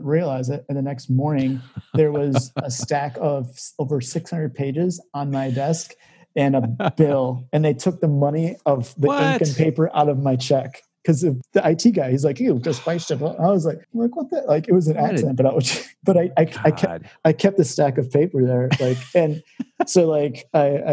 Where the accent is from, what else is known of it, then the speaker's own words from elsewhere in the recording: McHenry, Illinois, United States; I'm from McHenry